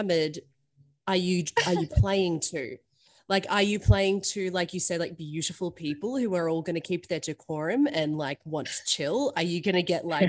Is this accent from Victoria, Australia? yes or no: yes; Melbourne, Victoria, Australia; moved away; I'm originally from Melbourne